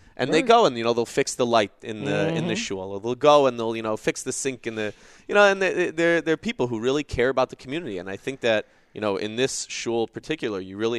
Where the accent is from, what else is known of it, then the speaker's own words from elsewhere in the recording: Chicago, Illinois, United States; I am originally